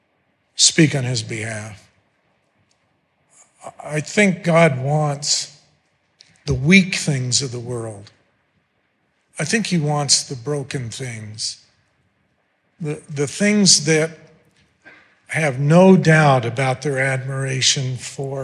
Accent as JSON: {"language": "English", "town": "Mountain Home", "region": "Idaho", "country": "United States", "tie": "born or raised there", "said": "I grew up in Mountain Home, Idaho"}